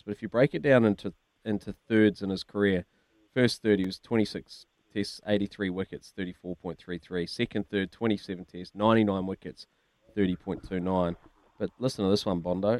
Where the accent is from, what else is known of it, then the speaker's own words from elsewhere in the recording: New Zealand; Kiwi sports uh, cricket followers